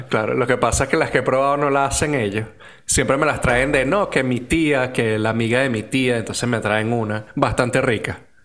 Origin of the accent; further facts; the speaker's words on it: Venezuela; nos divide como venezolanos